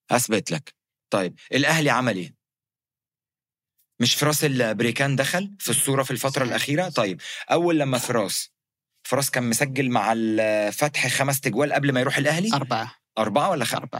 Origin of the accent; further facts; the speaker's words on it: Egypt; يعني عارف زي عندنا في مصر لو في شجاع يوريني نفسه يوقف لي